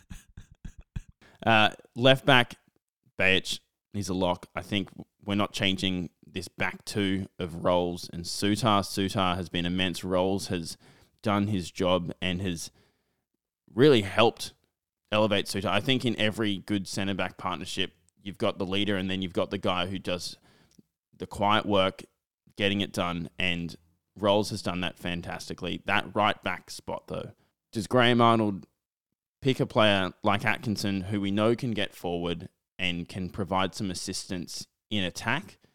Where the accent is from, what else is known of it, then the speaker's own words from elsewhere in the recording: Australia; as an Australian football fan